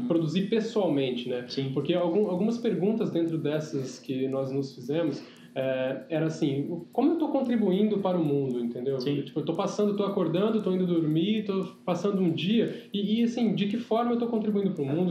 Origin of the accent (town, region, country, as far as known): São José do Rio Preto, São Paulo, Brazil; born or raised there; also born or lived in Penápolis